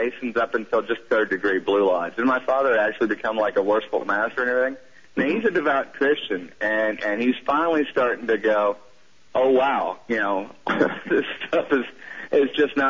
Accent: southern United States, United States; accent: southern; I'm sliding into my southern accent.

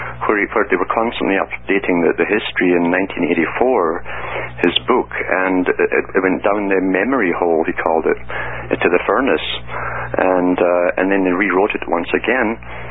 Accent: United Kingdom; I grew up in Britain, that was the inheritor of an empire

